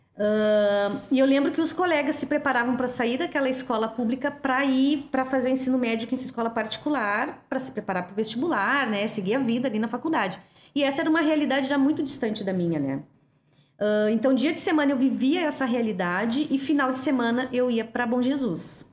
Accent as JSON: {"language": "Portuguese", "town": "Porto Alegre", "region": "Rio Grande do Sul", "country": "Brazil", "tie": "born or raised there", "said": "vim de Alegrete na, ainda na minha primeira infância. E a gente veio para Porto Alegre para o meu pai trabalhar como zelador no bairro Bonfim"}